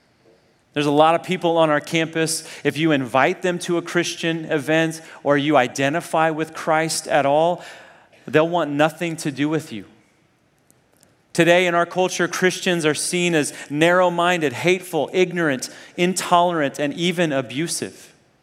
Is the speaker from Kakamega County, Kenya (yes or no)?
no; Nairobi, Kenya; also born or lived in Zambia; So I grew up in Africa, first in Zambia. When I was like 1 year old, my parents took me to the middle of nowhere, Zambia, this tiny little town. And then when I was 9, I moved to Nairobi, Kenya